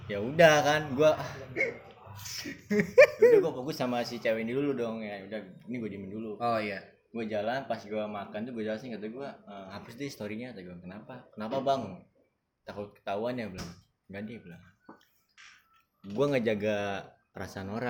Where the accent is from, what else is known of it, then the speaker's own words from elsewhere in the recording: Bogor, West Java, Indonesia; akhirnya gue buktiin ya kan dan jauh-jauh ini gue dari Bogor kita kompetisi akhirnya gue masuk 16 besar